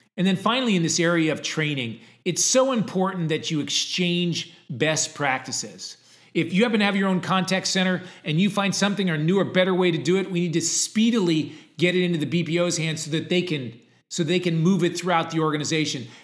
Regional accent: Connecticut, United States; I grew up in Connecticut, which was two hours from Boston and two hours from New York

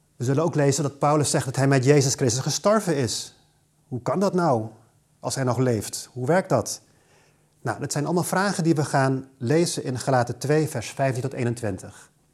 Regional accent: Aruba; moved away; Ik kom zelf oorspronkelijk uit Aruba, waar ik geboren en getogen ben

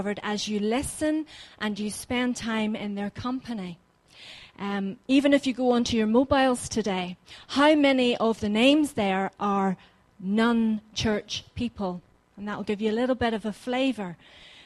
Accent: Ballymena, Northern Ireland, United Kingdom; moved away as an adult; now in North Devon, United Kingdom; I am living in North Devon, but I'm originally from Northern Ireland. Didn't have the privilege of living in Bangor, ended up in Ballymena

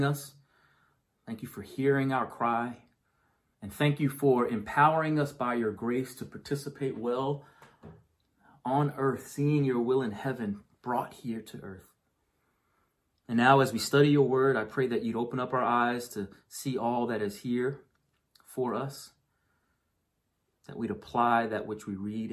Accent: New York, United States; I grew up in New York

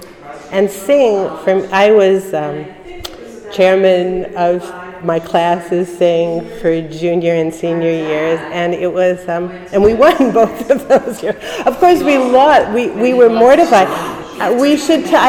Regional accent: New York City, New York, United States; moved away as an adult; I was born in Brooklyn on East 19th Street and Foster Avenue. I grew up in an apartment building there

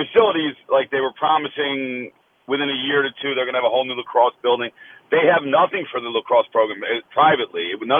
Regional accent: New Jersey, United States; I'm from New Jersey.

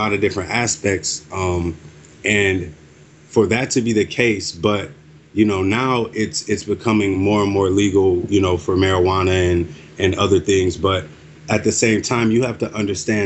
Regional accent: United States; I was born and raised here. I am an American

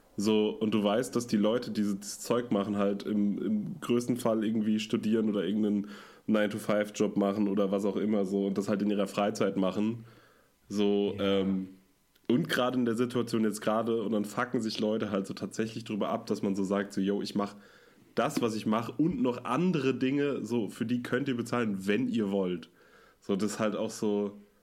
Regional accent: Münster, North Rhine-Westphalia, Germany; ich komme ja aus Münster

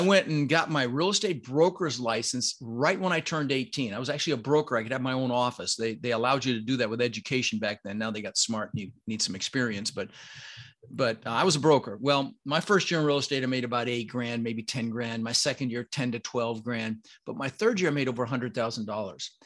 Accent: Denver, Colorado, United States; first language Dutch; English is a second language; also born or lived in Netherlands; I was born in Holland. um, and immigrated when I was six with my brother Albert, my mother's Vancha, uh, and we, uh, you know, we really struggled. I, we moved to Denver

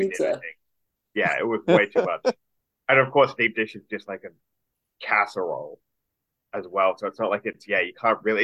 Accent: Sydney, New South Wales, Australia; back home in Sydney

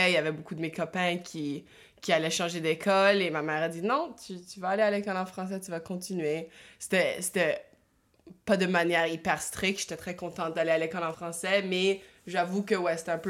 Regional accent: Ottawa, Ontario, Canada; Euh, je suis née à, Ottawa, en Ontario, en 1997.

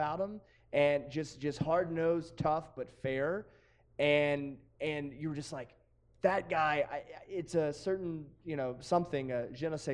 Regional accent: the South, United States; accent: Southern; my Southern came out real hard on that one

